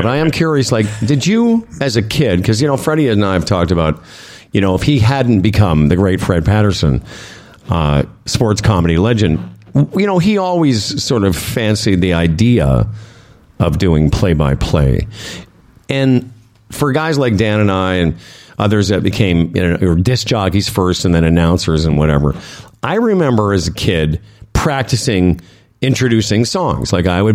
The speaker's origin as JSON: {"language": "English", "town": "Moose Jaw", "region": "Saskatchewan", "country": "Canada", "tie": "born or raised there", "also_born_or_lived": "Calgary", "moved": "yes", "said": "I grew up in Moose Jaw"}